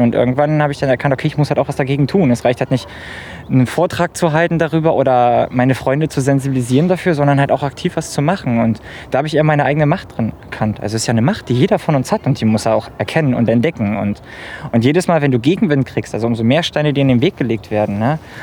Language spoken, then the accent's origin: German; near Gorleben, Lower Saxony, Germany; moved away; Ich komme aus der Nähe von Gorleben